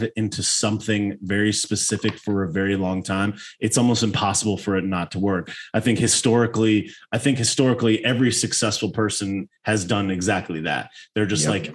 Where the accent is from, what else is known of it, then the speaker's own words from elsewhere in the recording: Connecticut, United States; I was originally born in Connecticut.